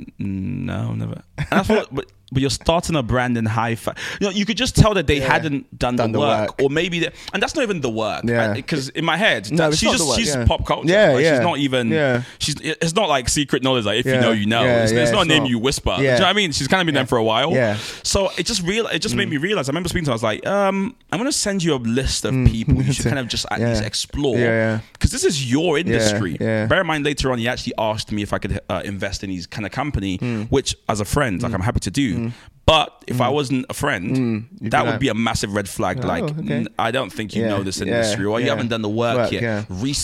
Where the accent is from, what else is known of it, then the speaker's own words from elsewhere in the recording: Nigeria; I'm a Nigerian man